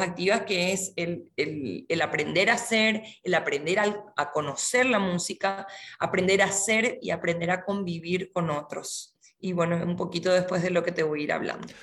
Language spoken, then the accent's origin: Spanish; Paraguay; also born or lived in Córdoba, Argentina / Misiones, Argentina; nací en Córdoba, Argentina. Vengo de, una familia de tradición musical, específicamente coral, de Argentina. Mi familia se trasladó a Paraguay por temas laborales cuando yo era muy chica, así que me crié en este país